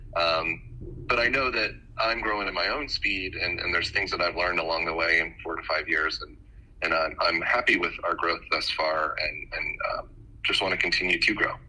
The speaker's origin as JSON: {"language": "English", "town": "Bethesda", "region": "Maryland", "country": "United States", "tie": "born or raised there", "said": "I grew up right outside of Washington D.C. in Bethesda, Maryland"}